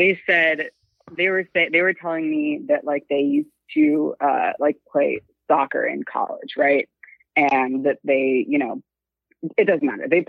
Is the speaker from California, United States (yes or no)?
yes; California, United States; I'm from California.